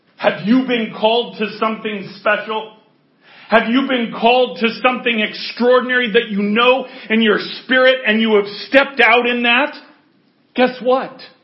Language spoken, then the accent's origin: English; the North, Northern United States, United States; I'm from the North.